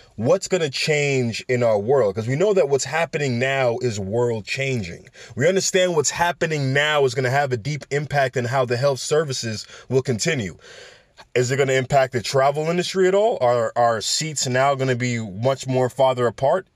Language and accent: English; New York City, New York, United States; New York City, my hometown, all right, B X all day.